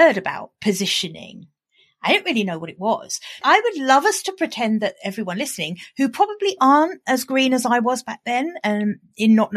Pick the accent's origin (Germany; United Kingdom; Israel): United Kingdom; accent: British; my British accent